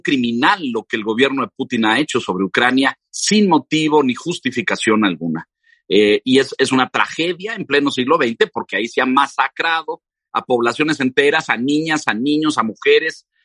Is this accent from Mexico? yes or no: yes; Mexico; yo soy mexicano, pero mi padre era ruso